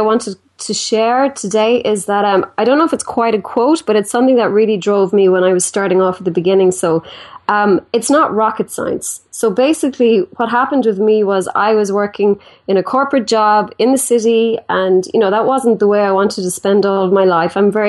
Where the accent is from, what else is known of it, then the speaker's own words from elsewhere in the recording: Ireland; So I'm from Ireland, and I guess I kind of started like everybody else did, school and college